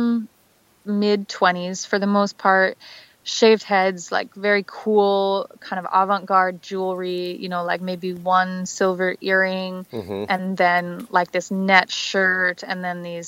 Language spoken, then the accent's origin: English; United States; I'm American